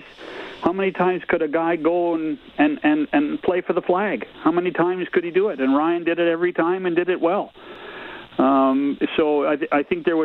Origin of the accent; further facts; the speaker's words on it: Canada; And again, it's we're typically Canadian about what we're doing